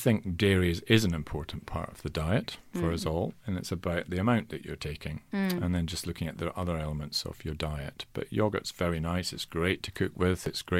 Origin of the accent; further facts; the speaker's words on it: Scotland, United Kingdom; I'm Scottish in origin, and in Scotland, many men consider it their birthright to die of heart problems.